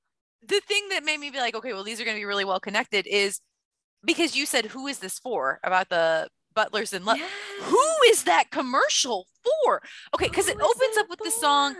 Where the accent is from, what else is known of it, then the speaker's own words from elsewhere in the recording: St. Louis, Missouri, United States; I am from St. Louis